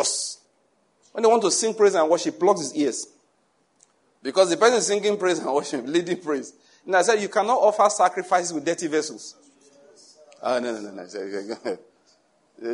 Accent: Nigeria; moved away; in my hometown, in my mother's church

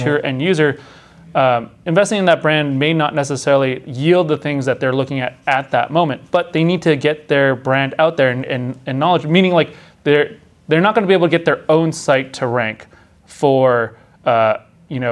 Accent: Los Angeles, California, United States; my hometown in Los Angeles

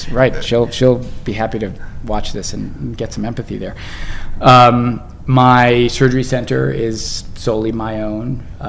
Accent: Bowie, Maryland, United States; Maryland, outside of DC.

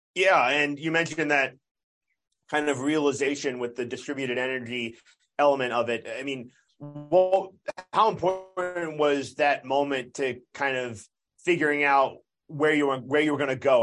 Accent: Southern New Jersey, United States; I grew up in Southern New Jersey

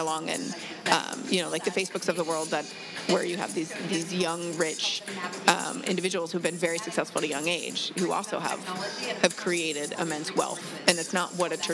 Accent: Alaska, United States; now in Los Angeles, United States; I'm a Los Angelite, born again, I guess, because I grew up in Alaska.

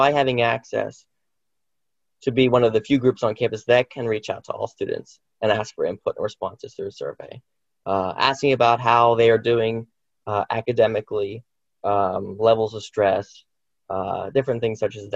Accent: Indiana, Pennsylvania, United States; I'm from Indiana. I'm a local

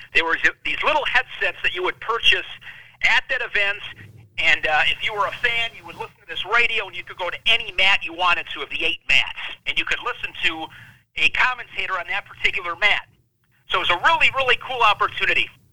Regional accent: Ripon, Wisconsin, United States; my hometown of, of Ripon, Wisconsin

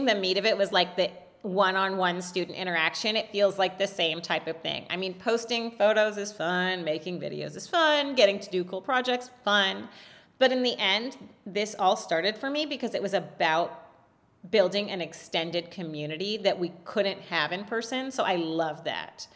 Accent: California, United States; So I was raised in California.

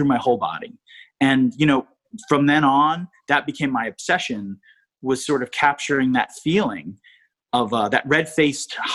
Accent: East Coast, United States; I'm from the East Coast

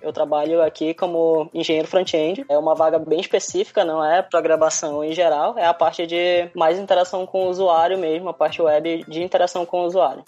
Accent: Manaus, Amazonas, Brazil; moved away as an adult; now in Cape Town, South Africa; Eu sou de Manaus, Amazonas

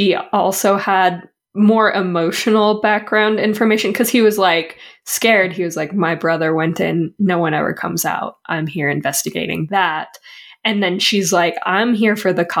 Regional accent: United States; We're from America.

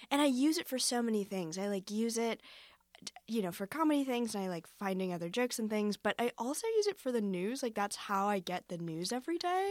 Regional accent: Foster City, California, United States; now in New York City, United States; I am from Foster City, which is a small town

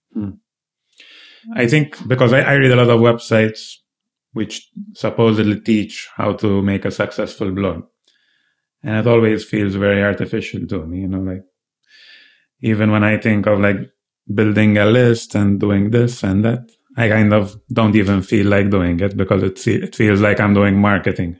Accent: Malta; I come from Malta, which is a much smaller island

